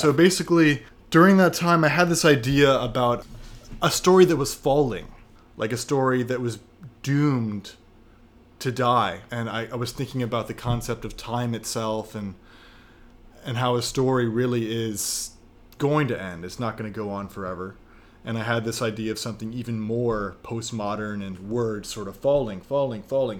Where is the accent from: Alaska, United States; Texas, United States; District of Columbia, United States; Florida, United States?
District of Columbia, United States; Washington; moved away as an adult; also born or lived in North Carolina / Argentina / Spain / China; now in New York, United States; I am from Washington, D C